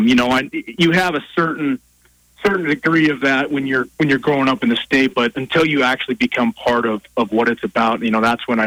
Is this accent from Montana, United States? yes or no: yes; Drummond, Montana, United States; growing up in Drummond